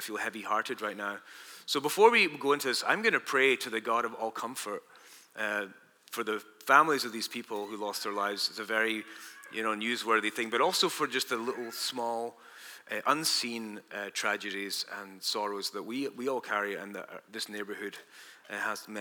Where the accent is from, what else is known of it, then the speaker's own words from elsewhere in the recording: Dundee, Scotland, United Kingdom; moved away; We grew up together in Dundee, Scotland, me and Bob